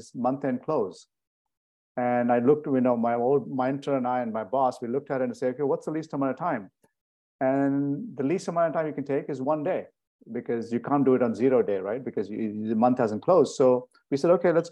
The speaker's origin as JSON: {"language": "English", "town": "Bangalore", "region": "Karnataka", "country": "India", "tie": "born or raised there", "also_born_or_lived": "Switzerland / Connecticut, United States", "moved": "as an adult", "lives_now": "United States", "said": "it's the country and the city I'm from"}